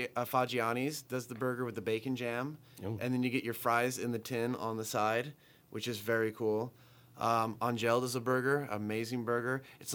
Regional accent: United States; As an American, I love donuts.

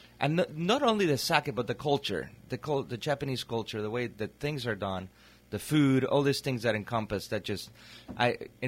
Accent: Torreón, Coahuila, Mexico; now in Napa Valley, United States; I was born and raised in Torreon, which is a city in northern Mexico. It's mm-hmm. right in between the Monterrey and Chihuahua, middle of the desert

